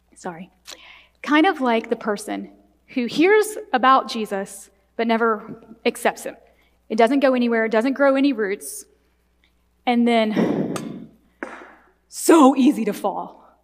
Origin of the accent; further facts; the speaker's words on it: the Bible Belt, Southern United States, United States; I was raised in the Bible Belt in a in very conservative Southern Baptist church